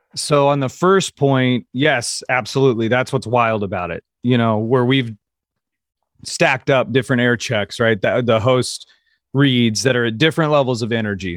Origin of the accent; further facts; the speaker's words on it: Kansas City, Missouri, United States; moved away; also born or lived in California; I'm from Kansas City